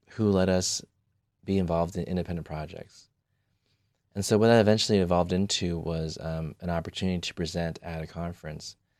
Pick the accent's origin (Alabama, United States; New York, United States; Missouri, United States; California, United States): California, United States; moved away as an adult; now in Michigan, United States; I grew up in California, I did everything in California